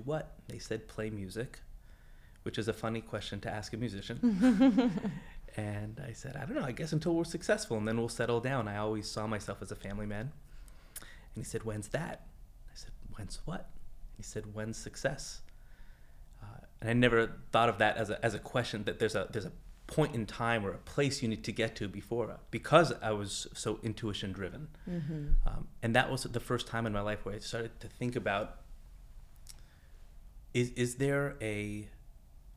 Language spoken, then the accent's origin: English; Los Angeles, California, United States; I'm from Los Angeles, just over the hill